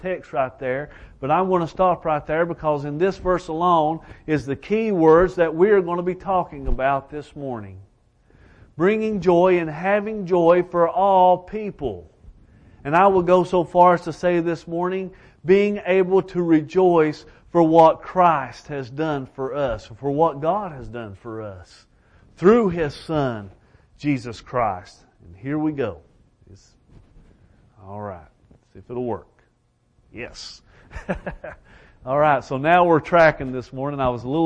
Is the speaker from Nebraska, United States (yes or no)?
no; Elkhorn City, Kentucky, United States; I am from Elkhorn City, Kentucky.